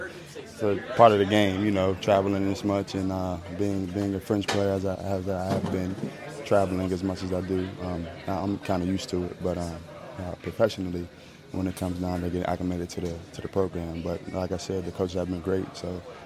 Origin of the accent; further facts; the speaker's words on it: West Virginia, United States; I'm from the Midwest East Coast area. So I'm from West Virginia.